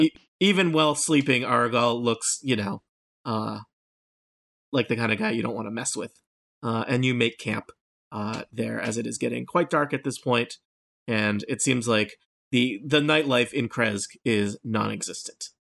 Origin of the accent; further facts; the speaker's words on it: Nebraska, United States; I'm from Nebraska